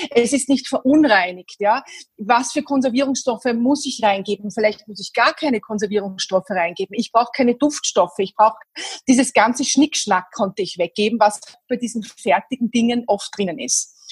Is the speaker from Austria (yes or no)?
yes; Vienna, Austria; born there; Ich bin in Wien geboren, bin mittlerweile Mitte 40